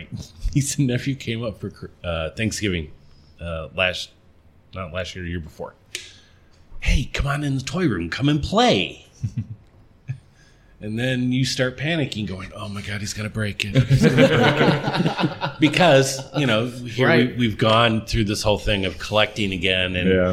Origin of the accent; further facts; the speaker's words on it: Silver Lake, Wisconsin, United States; also born or lived in Waukegan, Illinois / Racine, Wisconsin; now in Kenosha, United States; I spent a couple of years in Round Lake, but then I grew up in Silver Lake.